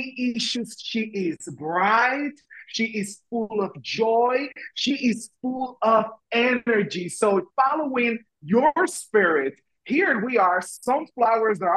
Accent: Puerto Rico; English is a second language; moved away as an adult; also born or lived in Washington, D.C.; when I moved from Puerto Rico, where I am originally from, to Washington, D.C., it was a culture shock because I learned I had an accent

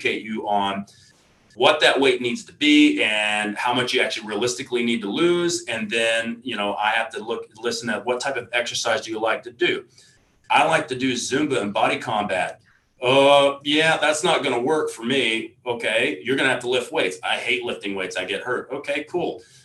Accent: Texas, United States; I come from Texas

